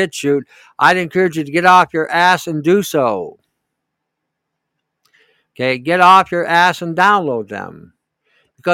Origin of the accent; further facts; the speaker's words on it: Canada; I'm from Canada